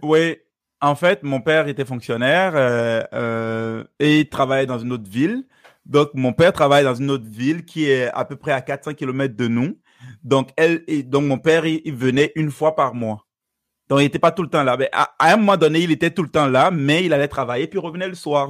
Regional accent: Benin; first language Fon; French is a second language; moved away; Je suis originaire du Bénin.

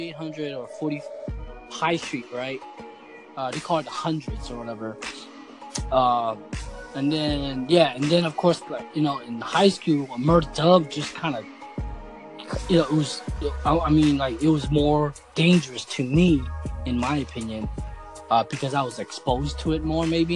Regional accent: Oakland, California, United States; I grew up around 35th Avenue and kind of 38th Avenue because that's where the middle school was

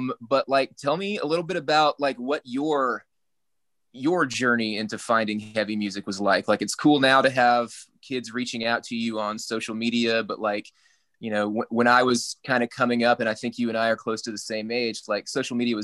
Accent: South Arkansas, United States; also born or lived in Little Rock, Arkansas; I grew up in South Arkansas

